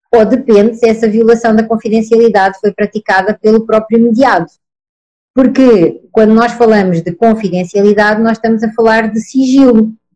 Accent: Portugal; accent: Portuguese; moved away as an adult; now in Brazil; Eu estou aqui no Brasil desde 2013. Sou portuguesa, pelo sotaque, como veem

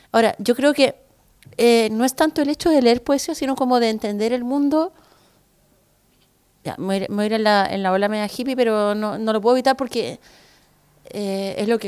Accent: Chile; acá también como los chilenos somos, caché eh, y los gringos son hueones y no sé qué.

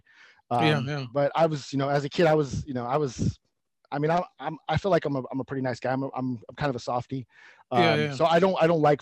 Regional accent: Stockton, California, United States; I grew up in Stockton

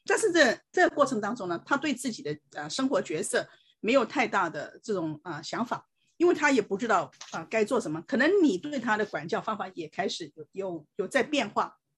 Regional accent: China; 我们这些从从大陆来的才有问题啊，英文都讲不好，你看我们都是这样生存下来了

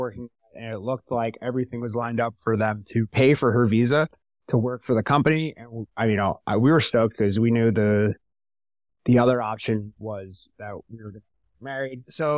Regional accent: New York, United States; I'm from New York. I'm from America.

